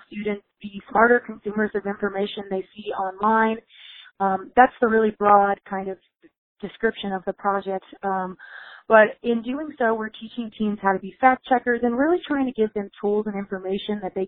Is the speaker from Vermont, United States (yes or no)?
no; Waynesboro, Virginia, United States; moved away as an adult; also born or lived in Missouri; I'm from Virginia originally.